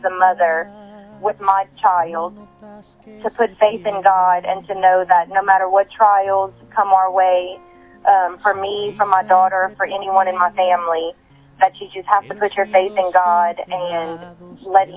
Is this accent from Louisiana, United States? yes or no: yes; Louisiana, United States; I'm from Louisiana in the United States